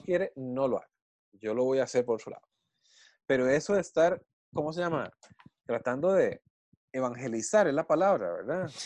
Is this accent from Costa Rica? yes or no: yes; Costa Rica